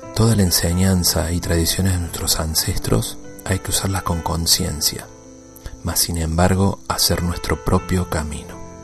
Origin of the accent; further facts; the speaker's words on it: Córdoba, Argentina; also born or lived in Mendoza; Yo soy de Córdoba, pero viví mucho tiempo en Mendoza.